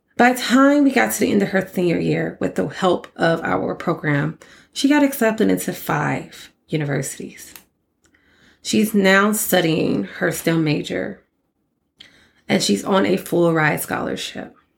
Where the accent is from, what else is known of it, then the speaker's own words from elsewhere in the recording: Port Arthur, Texas, United States; I'm a girl from Port Arthur, Texas